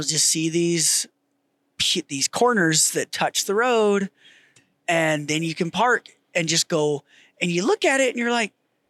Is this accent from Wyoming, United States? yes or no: yes; Wyoming, United States; Wyoming, my home state